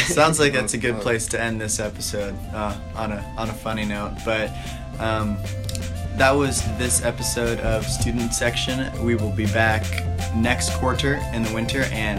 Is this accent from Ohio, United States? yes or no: yes; Columbus, Ohio, United States; Yeah, I grew up in Columbus, Ohio. So all of Friday night, all day Saturday, and then Sunday morning is devoted to Ohio State football and Ohio State athletic culture.